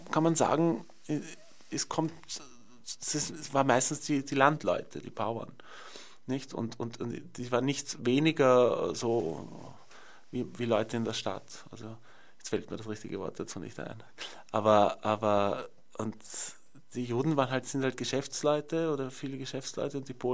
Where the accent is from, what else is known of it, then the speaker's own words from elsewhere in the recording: Vienna, Austria; Ich bin aufgewachsen in Wien und es gab den Eisernen Vorhang.